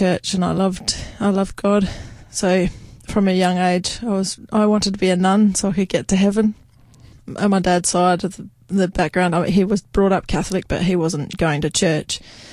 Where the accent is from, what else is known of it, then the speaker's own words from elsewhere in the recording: Leigh Creek, South Australia, Australia; now in Meningie, Australia; Before that, I'm from a town called Lee Creek, which is a coal mining town. I spent all my childhood down there.